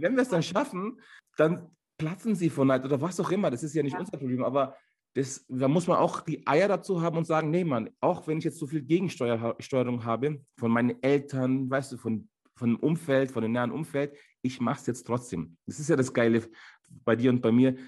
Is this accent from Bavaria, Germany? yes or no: yes; Munich, Bavaria, Germany; also born or lived in Ankara, Turkey / Landsberg; ich bin hier in München geboren. Äh, man sagt auch, ich wäre so ein türkischer Bayer